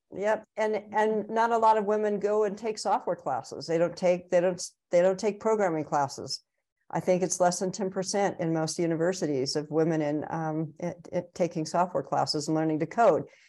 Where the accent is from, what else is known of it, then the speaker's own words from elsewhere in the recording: California, United States; I'm from California